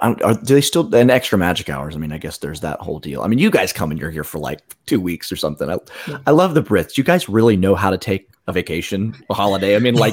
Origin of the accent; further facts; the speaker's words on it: Florida, United States; growing up in Florida